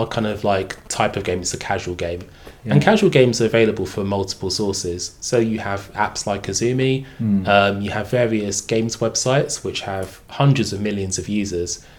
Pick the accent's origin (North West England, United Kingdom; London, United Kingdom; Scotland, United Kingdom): London, United Kingdom; Bromley; I was born in lovely Bromley